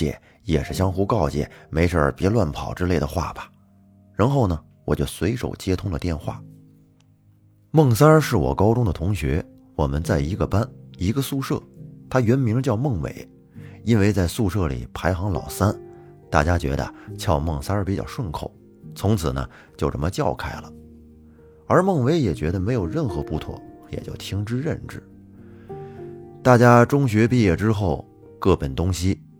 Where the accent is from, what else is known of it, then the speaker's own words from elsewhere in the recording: Liaoning, China; 我的老家是辽宁西部的一个县城，自打明朝时就是辽东的一个重镇，直到解放战争都是一处兵家必争的战略要地。